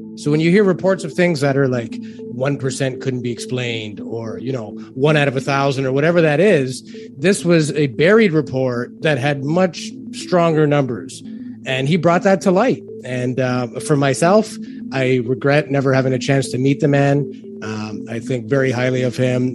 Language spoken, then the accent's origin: English; Toronto, Ontario, Canada; I'm from Toronto